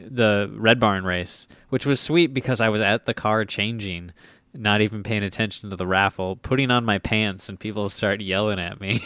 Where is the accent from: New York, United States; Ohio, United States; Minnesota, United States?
Minnesota, United States; I am from Minnesota